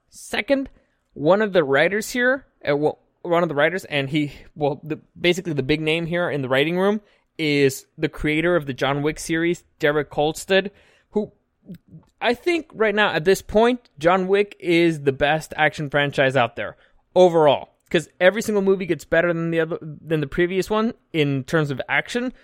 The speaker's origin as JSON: {"language": "English", "country": "Mexico", "tie": "born or raised there", "moved": "yes", "lives_now": "San Diego, United States", "said": "I grew up in Mexico."}